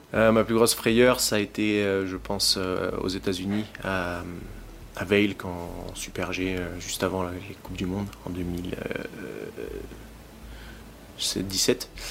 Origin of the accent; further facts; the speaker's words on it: Montmaur, Provence-Alpes-Côte d'Azur, France; je viens du, donc, euh, de Montmort, qui est pas loin du Dévoluy, ma station où j'ai commencé à, skier